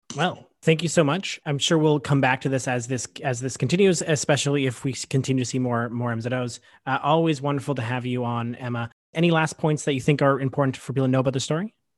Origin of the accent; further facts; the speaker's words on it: Canada; we as Canadian citizens